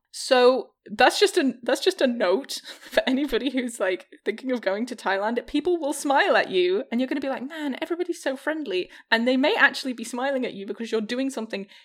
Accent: Michigan, United States; I'm from Michigan.

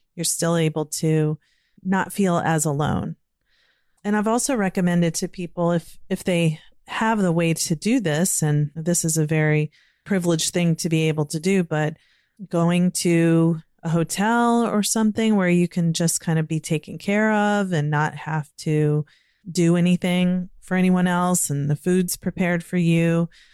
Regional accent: Virginia, United States; now in Maryland, United States; I grew up in Virginia and now living in Maryland

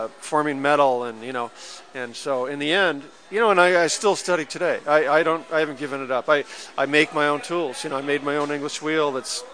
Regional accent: Marin County, California, United States; also born or lived in Hawaii; now in Venice, United States; I grew up in Marin County

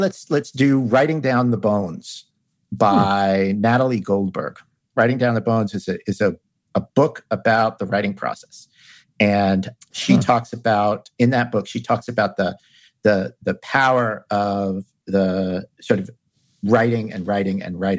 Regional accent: New York City, New York, United States; I grew up in New York City

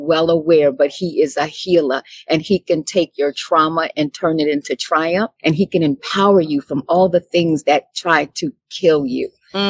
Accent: Chicago, Illinois, United States; moved away as an adult; now in Virginia, United States; I'm originally from Chicago, Illinois. I came here by way of the military, like everybody else, and I've been here since 89, so I'm probably considered a citizen of Virginia.

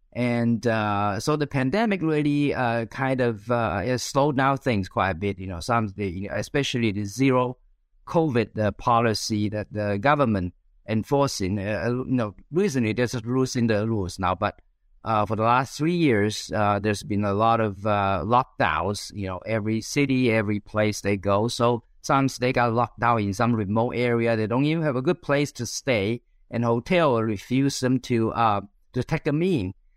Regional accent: China; moved away as an adult; also born or lived in Central Valley, California, United States; now in United States; I was, uh, born and raised in China

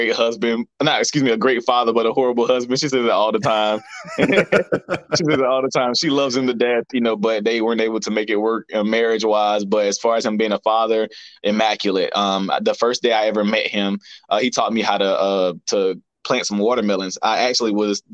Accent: Albany, United States; accent: country; how I was raised and, you know, where I grew up in Albany.

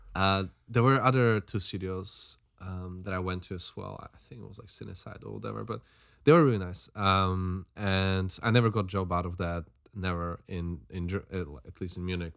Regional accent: Slovakia; now in London, United Kingdom; I'm from Slovakia

